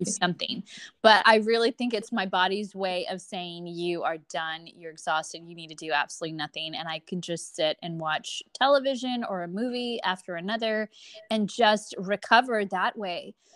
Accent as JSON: {"language": "English", "region": "Texas", "country": "United States", "tie": "born or raised there", "said": "I'm born and raised here in America. I am, um, a Texan through and through"}